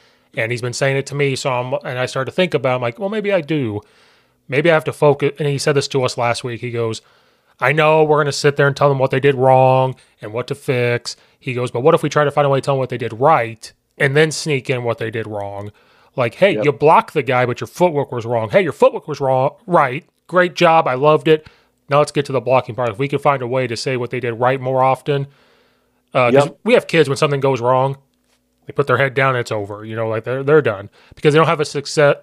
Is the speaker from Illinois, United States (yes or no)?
yes; Central Illinois, United States; accent: country